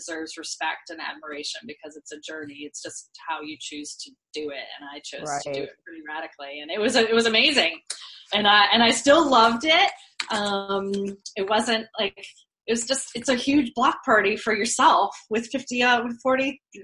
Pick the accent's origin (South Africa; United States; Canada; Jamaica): United States; Vermont; I grew up in Vermont